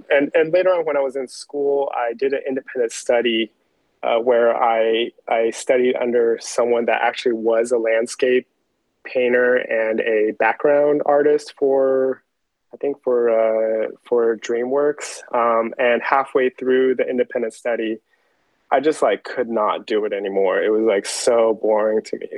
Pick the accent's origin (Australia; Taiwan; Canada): Taiwan; moved away; growing up in Taiwan